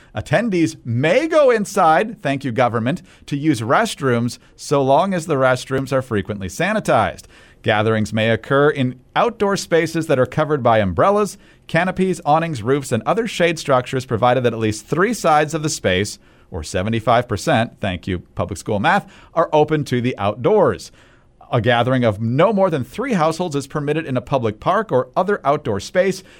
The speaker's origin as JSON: {"language": "English", "region": "Michigan", "country": "United States", "said": "I'm from Michigan"}